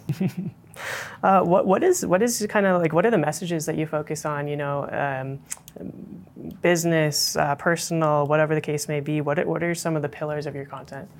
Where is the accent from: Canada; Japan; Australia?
Canada; Calgary, Alberta; I grew up here in Calgary